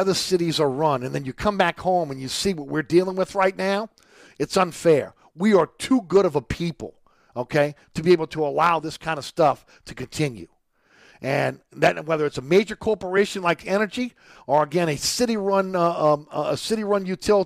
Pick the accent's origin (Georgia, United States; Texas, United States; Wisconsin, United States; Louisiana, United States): Louisiana, United States; New Orleans; we're from New Orleans, Louisiana